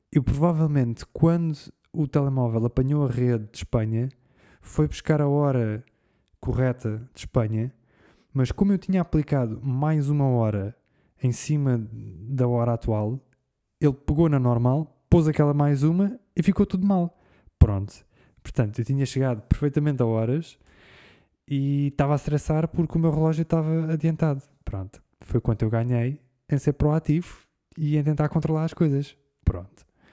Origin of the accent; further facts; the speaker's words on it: Portugal; eu vim de Portugal.